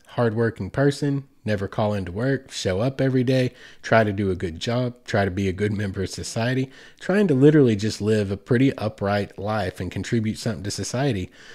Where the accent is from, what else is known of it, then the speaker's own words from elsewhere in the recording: United States; Growing up in America